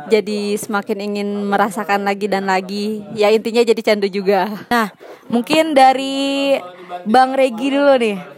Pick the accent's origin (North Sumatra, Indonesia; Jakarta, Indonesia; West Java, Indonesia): West Java, Indonesia; Sukabumi; Saya asli dari Sukabumi.